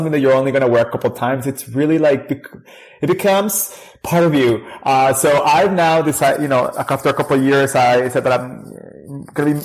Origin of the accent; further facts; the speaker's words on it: Durango, Mexico; moved away as an adult; now in Canada; I grew up in Mexico, in a city in the north called Durango.